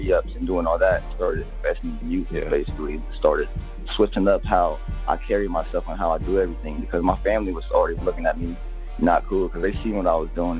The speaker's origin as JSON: {"language": "English", "region": "Ohio", "country": "United States", "tie": "born or raised there", "also_born_or_lived": "Orlando, Florida / Columbus, Ohio", "said": "I was born in Columbus, Ohio, but I was raised in Orlando, Florida. And I moved back to Ohio when I was 7 or 8 around the time my dad passed away. And I lived here ever since"}